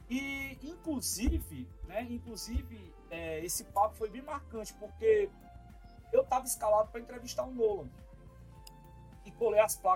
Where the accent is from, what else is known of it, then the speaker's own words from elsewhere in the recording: Ceará, Brazil; Aí eu, ô oh, cara, prazer dizer que eu sou cearense, cabeça chata lá do Ceará.